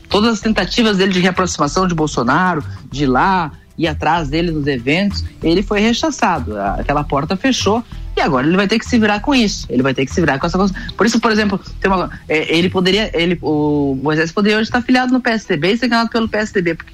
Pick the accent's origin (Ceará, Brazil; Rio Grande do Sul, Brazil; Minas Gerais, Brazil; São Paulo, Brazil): Rio Grande do Sul, Brazil; Vacaria; born there; até porque eu nasci aí pertinho, em Vacaria.